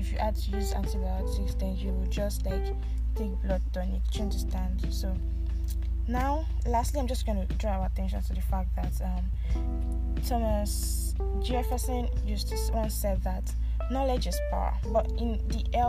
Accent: Nigeria; also born or lived in Abuja; all of us Nigerians

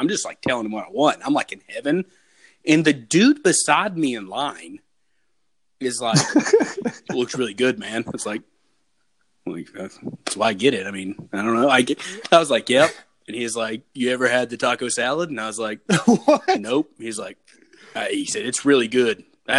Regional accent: United States; I don't want to make my own food, obviously, because I'm American.

